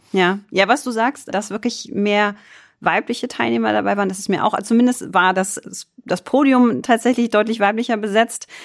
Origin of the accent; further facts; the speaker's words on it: Düsseldorf, North Rhine-Westphalia, Germany; ich gebürtige Düsseldorferin